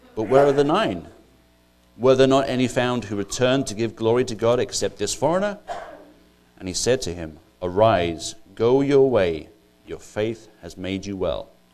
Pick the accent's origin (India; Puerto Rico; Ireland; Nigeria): Ireland; moved away as an adult; now in United States; I'm not actually English, I'm actually Irish